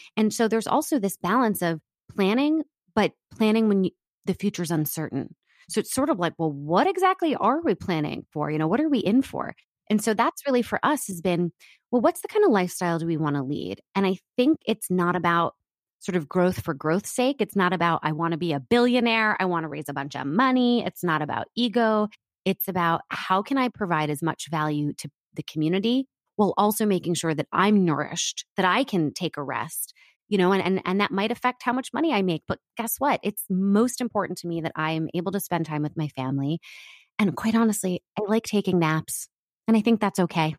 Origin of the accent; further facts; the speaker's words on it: Washington, District of Columbia, United States; moved away as an adult; also born or lived in New York; now in Los Angeles, United States; I grew up in Washington, D C before that.